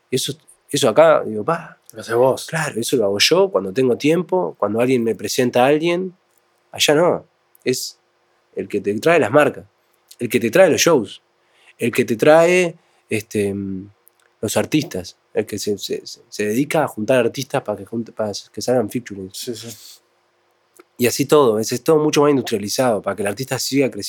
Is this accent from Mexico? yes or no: no; Uruguay; yo soy uruguayo.